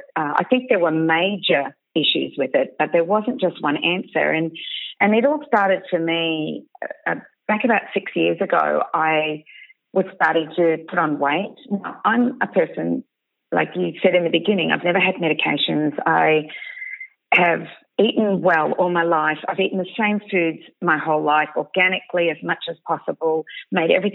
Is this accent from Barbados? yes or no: no; Bendigo, Victoria, Australia; I'm from Bendigo